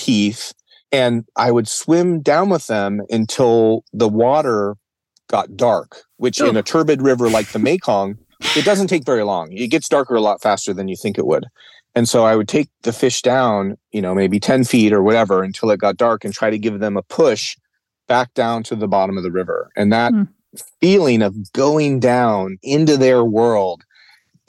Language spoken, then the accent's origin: English; Arizona, United States; I came from Arizona.